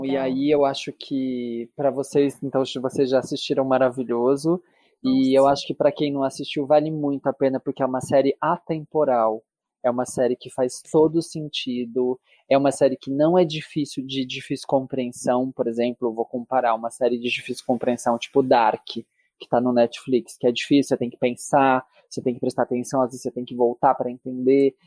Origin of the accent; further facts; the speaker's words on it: Brazil; eu, enquanto brasileiro